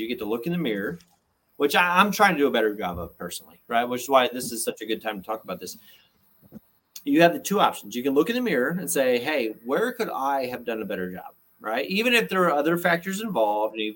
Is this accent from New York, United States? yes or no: no; Georgia, United States; I'm from Georgia